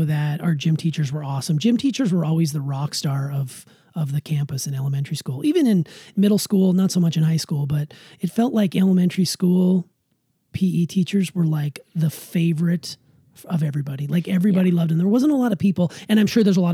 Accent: Montana, United States; I grew up in Montana

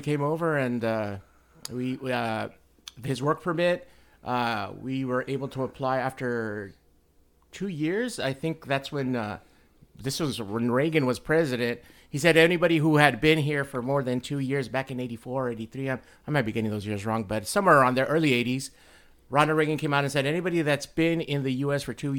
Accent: Mexico; born there; moved away; No, actually, I was born in Mexico and we moved with.

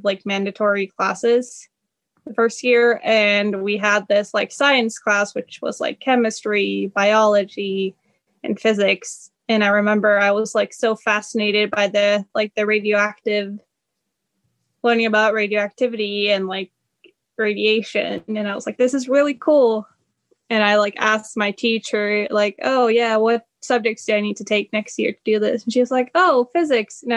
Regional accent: near Oslo, Oslo area, Norway; moved away as an adult; also born or lived in North Carolina, United States / Sweden; now in Michigan, United States; I'm from like very close to the Oslo area

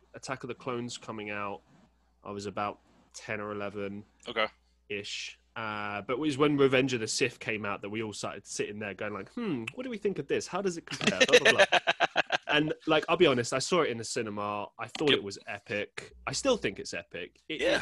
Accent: London, United Kingdom; I grew up in London

